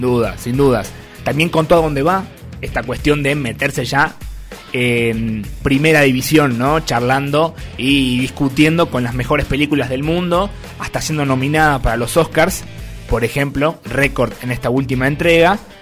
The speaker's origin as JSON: {"language": "Spanish", "region": "Salta", "country": "Argentina", "said": "aquí en Salta"}